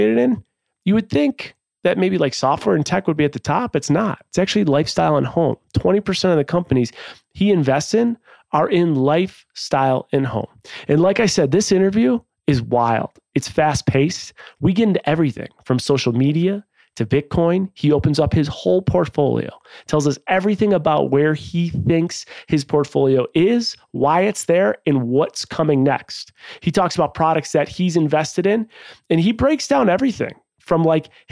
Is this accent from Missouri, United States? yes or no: no; Buffalo, New York, United States; I grew up in Buffalo.